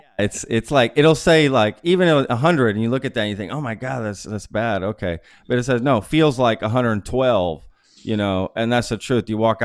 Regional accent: Dallas, Texas, United States; moved away; also born or lived in Philadelphia; I grew up in Dallas

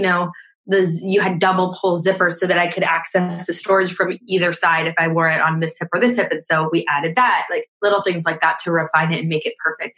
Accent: Scotland, United Kingdom; now in California, United States; I live in California um, and I moved here from Scotland.

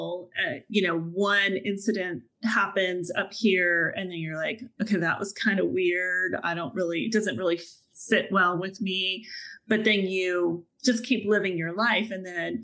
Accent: Dallas, Texas, United States; moved away; I just landed myself back in Texas, which is my hometown of Dallas

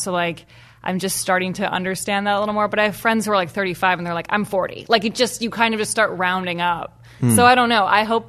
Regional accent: Evanston, Illinois, United States; moved away; anytime I go home, I really realize how lucky I was to have grown up there.

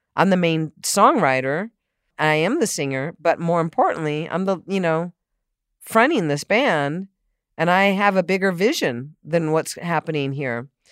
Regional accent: San Diego, California, United States; also born or lived in Boston; I grew up in San Diego

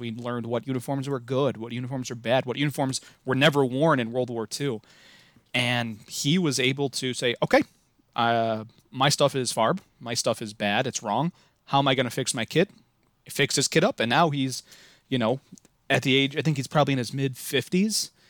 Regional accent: Midwest, United States; accent: Midwest; if you couldn't tell from my, uh, atrocious accent, I am from the Midwest

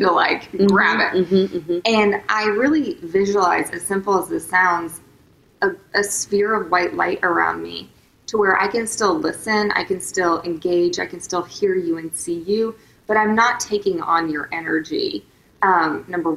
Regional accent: Tulsa, Oklahoma, United States; moved away; I grew up in Tulsa, Oklahoma, and my parents went through a really horrific divorce

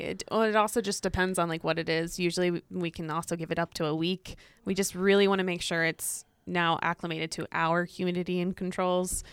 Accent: Illinois, United States; moved away as an adult; also born or lived in Saint Louis, Missouri; now in Montana, United States; I'm originally from Illinois, and I grew up in a farming community

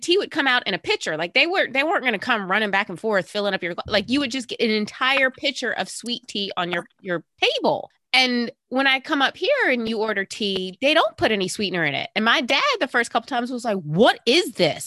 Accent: South Carolina, United States; moved away; growing up in South Carolina

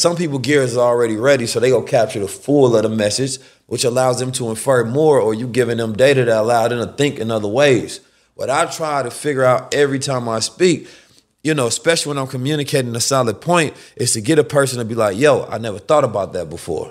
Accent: Oakland, California, United States; also born or lived in St. Louis, Missouri; I'm from Oakland and grew up in Saint Louis as well

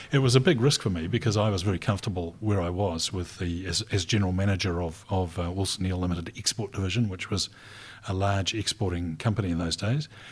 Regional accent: Rotorua, Bay of Plenty, New Zealand; also born or lived in Dunedin; now in Christchurch, New Zealand; I grew up in Rotorua

